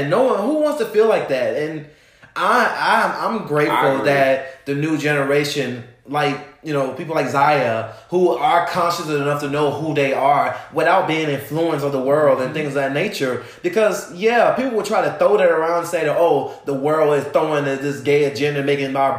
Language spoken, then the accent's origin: English; Alabama, United States; where I'm from. I'm from Alabama